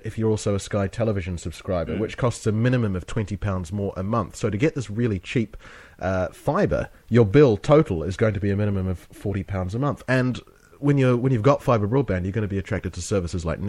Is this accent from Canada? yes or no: no; New Zealand; now in London, United Kingdom; We're both from New Zealand